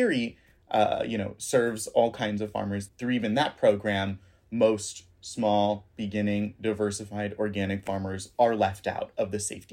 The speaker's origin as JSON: {"language": "English", "region": "Southwest Florida", "country": "United States", "tie": "born or raised there"}